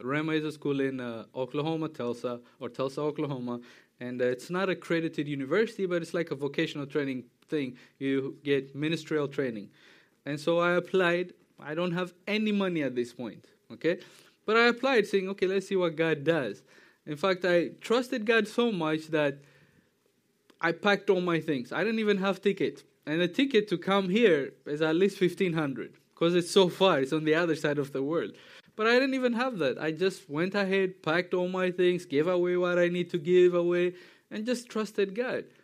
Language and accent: English; Tanzania; moved away as an adult; also born or lived in Ethiopia; I'm from Ethiopia, East Africa, grew up in Tanzania